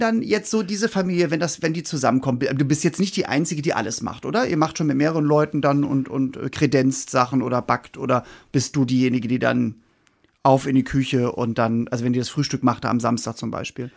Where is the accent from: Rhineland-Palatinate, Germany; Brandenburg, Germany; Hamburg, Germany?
Hamburg, Germany; ich bin ja Hamburger